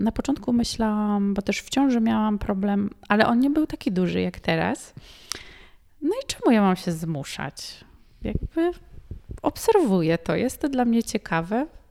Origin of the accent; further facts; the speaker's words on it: Poland; Ja mówię, że nie, z Polski